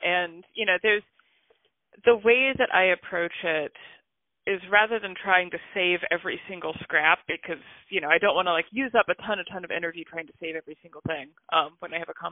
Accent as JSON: {"language": "English", "country": "United States", "said": "I'm American."}